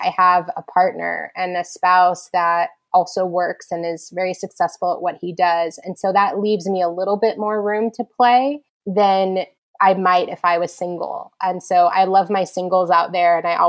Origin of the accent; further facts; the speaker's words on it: New York, United States; My position has been in, you know, as a New Yorker, I've been working with entrepreneurs.